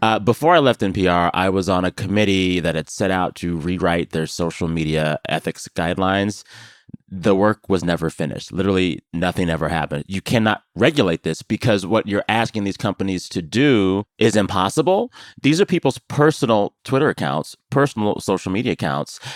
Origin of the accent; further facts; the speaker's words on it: San Antonio, Texas, United States; my hometown of San Antonio.